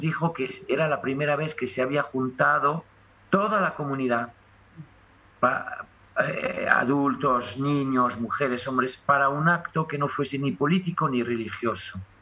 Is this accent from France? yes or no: yes; France; accent: French; mi acento francés